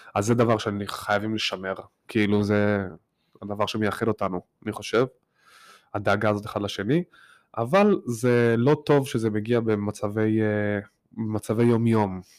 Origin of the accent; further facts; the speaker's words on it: Tel Aviv, Tel Aviv District, Israel; also born or lived in Petah Tikva; now in New York, United States; אני גדלתי בשכונה מאוד חילונית במרכז תל אביב